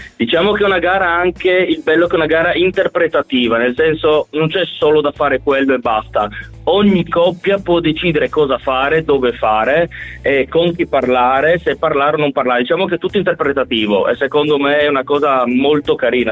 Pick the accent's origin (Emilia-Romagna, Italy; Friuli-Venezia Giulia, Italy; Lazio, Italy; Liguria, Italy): Friuli-Venezia Giulia, Italy; Gorizia; noi siamo di Gorizia